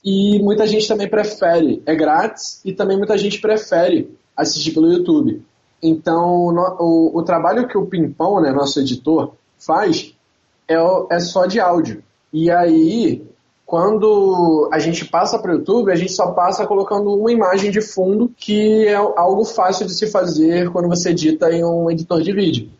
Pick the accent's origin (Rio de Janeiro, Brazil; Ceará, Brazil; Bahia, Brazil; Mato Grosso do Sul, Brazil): Rio de Janeiro, Brazil; accent: carioca; Eu sou carioca, então o meu sotaque vai ser mais carioca mesmo